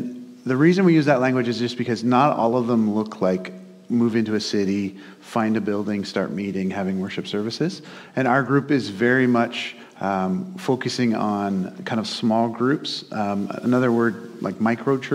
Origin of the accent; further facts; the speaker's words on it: Hamilton, Ontario, Canada; also born or lived in Oshawa; I grew up in Hamilton, kind of West Mountain.